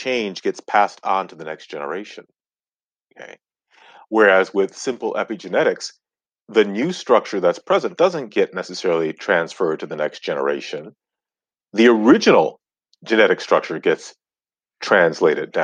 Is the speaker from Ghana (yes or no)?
yes; Ghana; I'm from Ghana, West Africa, and that's where I was born, my family, all of us.